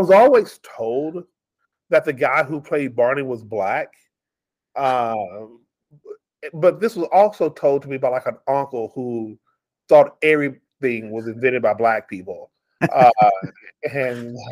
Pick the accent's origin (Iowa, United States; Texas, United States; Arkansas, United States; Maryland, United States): Texas, United States; New Chapel Hill; moved away as an adult; now in Las Vegas, United States; I grew up in East Texas, like population 533, a little town called New Chapel Hill.